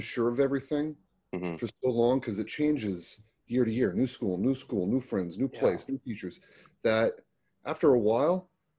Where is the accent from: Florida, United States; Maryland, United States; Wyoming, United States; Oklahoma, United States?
Florida, United States; also born or lived in California; I grew up in the Florida down by the Everglades.